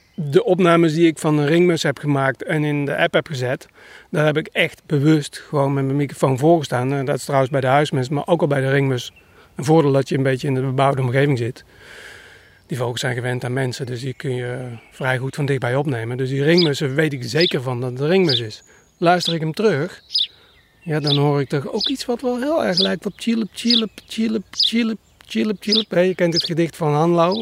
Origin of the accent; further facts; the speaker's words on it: North Brabant, Netherlands; ik kom uit Brabant